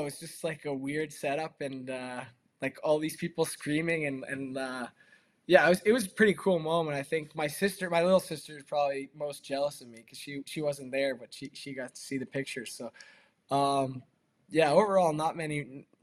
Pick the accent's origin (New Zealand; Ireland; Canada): Canada; Toronto, Ontario; now in Buffalo, United States; I grew up in Toronto, so obviously not not far from Buffalo.